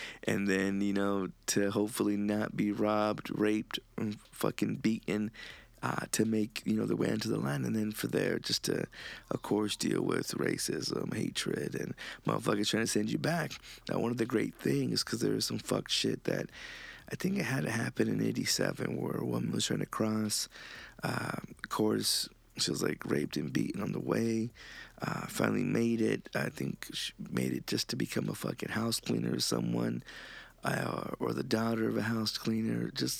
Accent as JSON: {"language": "English", "country": "Honduras", "said": "And motherfuckers just looking at me like, no, nigga, I'm from Honduras."}